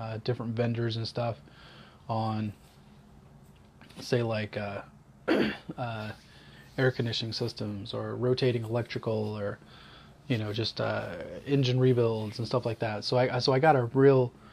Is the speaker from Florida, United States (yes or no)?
yes; Central Florida, United States; moved away as an adult; also born or lived in Georgia, United States / Northern Georgia, United States / Huntsville, Alabama, United States; now in Bay Area, United States; our family moved to Central Florida, where I lived there till I was 23